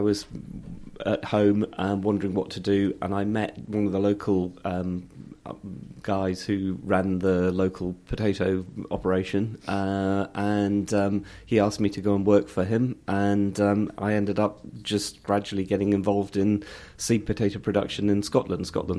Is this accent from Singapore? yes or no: yes; Singapore; also born or lived in Hong Kong / Ilkley, United Kingdom; I was born in Hong Kong. My father was in shipping. We then moved to Singapore, and I did my sort of first early years education there, and then was sent to Yorkshire to schooling in a boarding school in the Ilkley